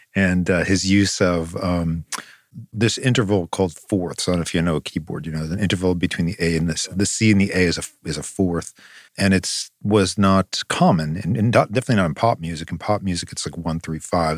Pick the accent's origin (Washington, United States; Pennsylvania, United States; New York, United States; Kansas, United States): New York, United States; Long Island; we grew up on Long Island